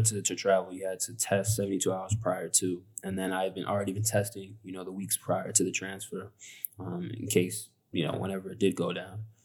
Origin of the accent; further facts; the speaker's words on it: United States; moved away as an adult; I'm from America